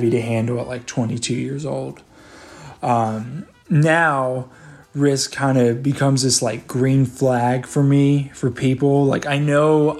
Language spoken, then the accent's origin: English; Bible Belt South, United States; I was from Bible Belt South